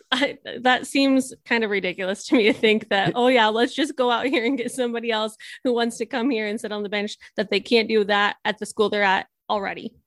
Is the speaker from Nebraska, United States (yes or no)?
yes; Nebraska, United States; I'm was born and raised in Nebraska